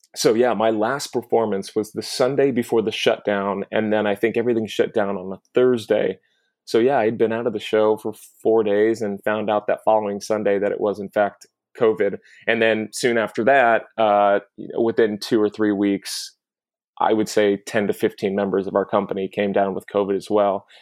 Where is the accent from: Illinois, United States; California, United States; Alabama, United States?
California, United States; Southern; moved away as an adult; now in New York, United States; I grew up in Southern California. I've been living in New York now for ten years.